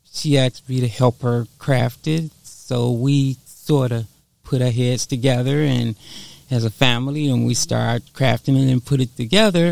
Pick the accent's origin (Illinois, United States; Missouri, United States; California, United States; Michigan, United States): Illinois, United States; Chicago; we're originally from Chicago, Illinois, and we grew up there as natives